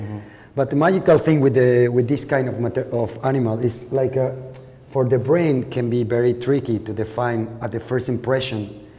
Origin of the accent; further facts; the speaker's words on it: Lagos de Moreno, Jalisco, Mexico; English is a second language; Yeah, in Lagos de Moreno.